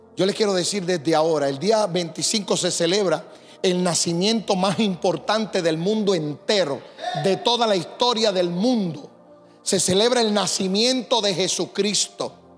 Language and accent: Spanish; Puerto Rico; also born or lived in Decíamos allá en mi país; now in St. Louis, United States